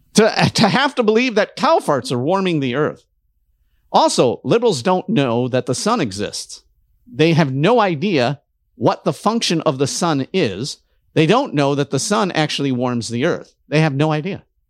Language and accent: English; Detroit, Michigan, United States; I'm from Detroit